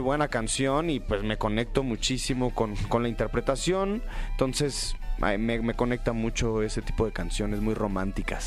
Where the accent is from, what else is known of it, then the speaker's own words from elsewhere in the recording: State of Mexico, Mexico; yo del norte, pero del Estado de México